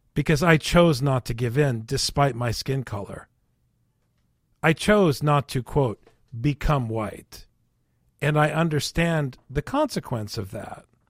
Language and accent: English; Minnesota, United States; growing up in Minnesota